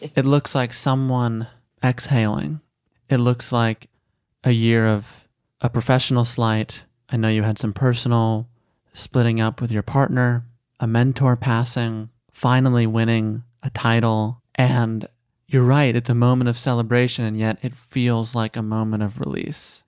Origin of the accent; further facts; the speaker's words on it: Chicago, Illinois, United States; now in Los Angeles, United States; I grew up in Chicago